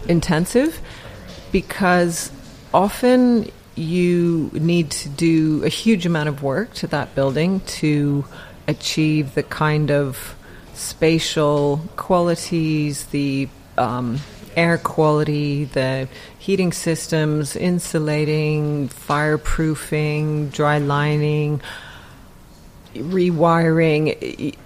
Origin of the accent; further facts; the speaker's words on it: Canada; now in United Kingdom; I'm Canadian, I'm not English, I don't have the connections or the network from being educated here